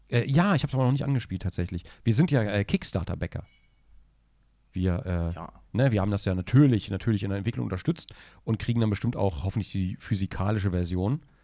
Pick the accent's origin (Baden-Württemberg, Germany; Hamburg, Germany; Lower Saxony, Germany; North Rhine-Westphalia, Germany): Lower Saxony, Germany; Braunschweig; da hat man das Werk in Braunschweig, ja, da wo ich aufgewachsen bin.